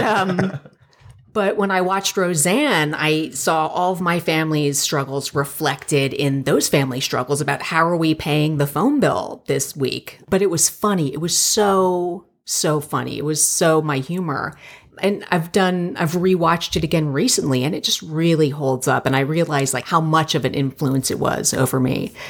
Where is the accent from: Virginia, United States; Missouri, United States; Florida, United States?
Florida, United States; Plantation; moved away as an adult; also born or lived in New York / Miami; now in Los Angeles, United States; I'm from Plantation, Florida, and it's a very suburban, very Jewish neighborhood. And I grew up there